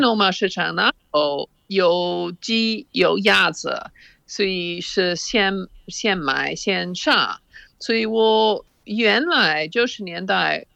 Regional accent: Oxford, South East England, United Kingdom; Chinese is a second language; 我在牛津长大的时候，我父母嗯。非常开放。我哦。我母亲在牛津教外国留学生英语，所以嗯。我们经常有外国留学生住在我们家

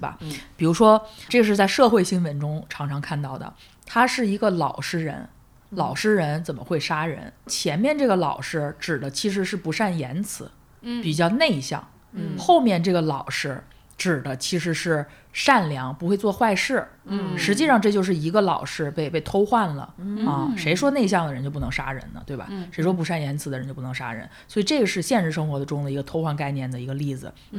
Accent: Hebei, China; 我河北人

